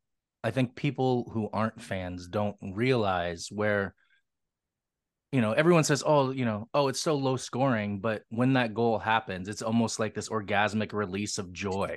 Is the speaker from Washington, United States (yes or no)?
yes; Seattle, Washington, United States; Yeah, so I grew up in Seattle. I grew up an indie kid because other than …, there wasn't a lot of punk coming out of here.